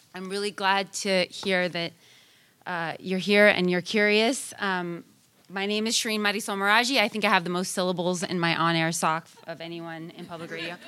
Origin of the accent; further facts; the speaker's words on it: Sacramento, California, United States; also born or lived in Oakland, California; I grew up in Sacramento, California, one of the most diverse counties in all of California